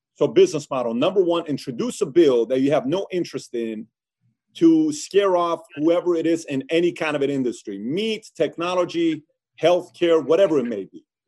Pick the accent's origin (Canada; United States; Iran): Iran; moved away; I was born and raised in Iran.